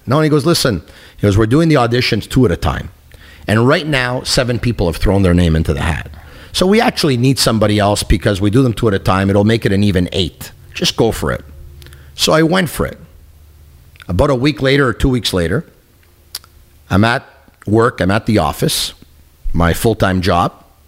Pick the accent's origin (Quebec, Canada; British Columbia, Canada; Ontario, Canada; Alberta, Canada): Quebec, Canada; Montreal; I got the chance to do radio in my hometown, in my city